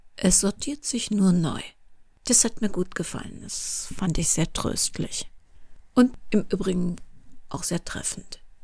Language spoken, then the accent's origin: German; Cologne, North Rhine-Westphalia, Germany; Kölnerin bin, was man natürlich hier und da schon mal hört